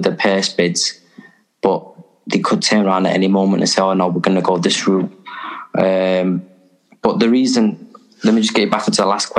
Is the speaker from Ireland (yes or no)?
no; Liverpool, North West England, United Kingdom; now in Sheffield, United Kingdom; I'm originally from Liverpool, so I'm a big, I am a big Liverpool fan, but I live in Sheffield